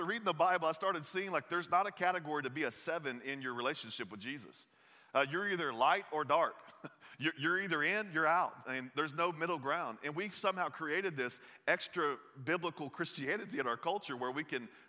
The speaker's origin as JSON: {"language": "English", "region": "the South", "country": "United States", "tie": "born or raised there", "accent": "Southern", "said": "I grew up in the South. You'll hear this in my voice a little bit"}